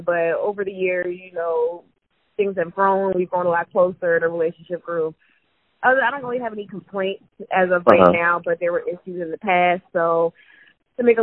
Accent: New Jersey, United States; I'm from Jersey

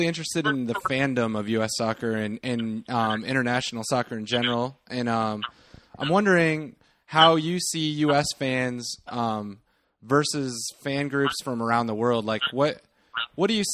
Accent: Nebraska, United States; We're all from Nebraska

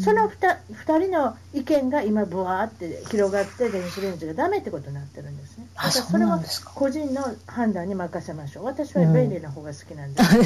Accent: Osaka, Japan; accent: Osaka dialect; now in United States; 英語、日本語、標準語、 大阪弁、この3カ国が私はトライリンガ

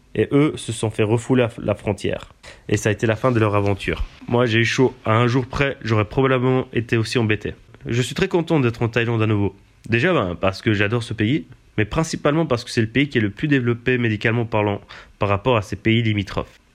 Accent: Switzerland; En tant que Suisse

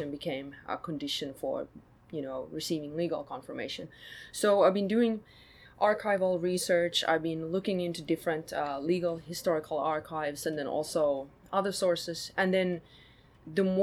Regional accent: countryside about an hour from Helsinki, Uusimaa, Finland; moved away; also born or lived in Sweden / New York City, United States; I grew up on countryside, about an hour's drive from Helsinki

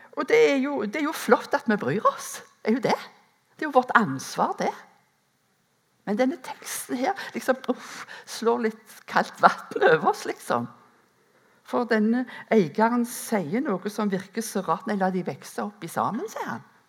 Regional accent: Rennesøy, Rogaland, Norway; moved away; gårdbrukerne hjemme på Rennesøy, der som jeg er ifra

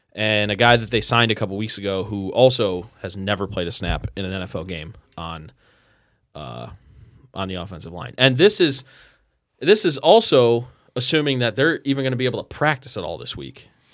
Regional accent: Strongsville, Ohio, United States; I grew up in Strongsville.

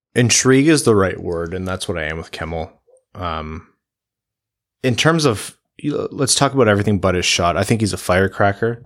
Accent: Windsor, Ontario, Canada; I'm from Windsor

